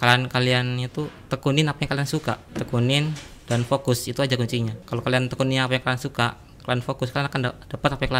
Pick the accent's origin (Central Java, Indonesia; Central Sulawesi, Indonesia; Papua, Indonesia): Central Java, Indonesia; Klaten; born there; lahir tuh di Klaten, Jawa Tengah.